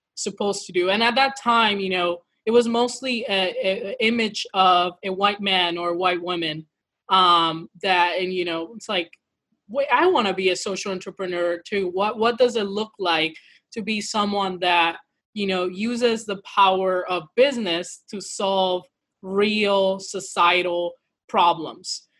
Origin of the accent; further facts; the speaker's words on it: Midwest, United States; now in St. Louis, United States; Afro Latina uh, from, from the mi- Midwest. I'm quarantining currently from St. Louis, Missouri